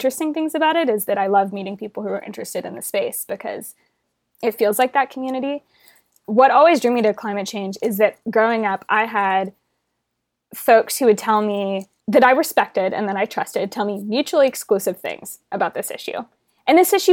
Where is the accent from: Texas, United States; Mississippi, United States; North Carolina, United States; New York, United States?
Texas, United States; Houston; I grew up in Houston, Texas